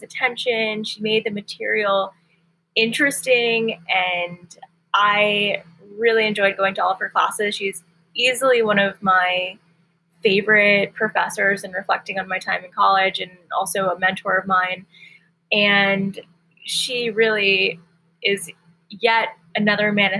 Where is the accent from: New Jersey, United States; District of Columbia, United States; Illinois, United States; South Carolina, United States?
District of Columbia, United States; Washington; I was born and raised in the Washington, D.C. metro area